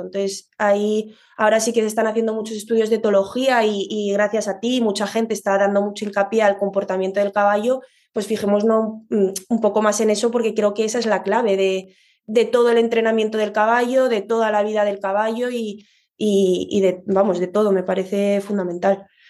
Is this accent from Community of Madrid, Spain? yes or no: yes; Madrid, Community of Madrid, Spain; yo soy de Madrid